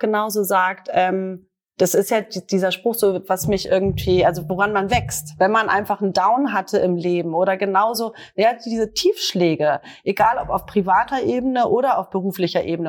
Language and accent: German; Northern Germany, Germany; mir als Norddeutscher, Norddeutscher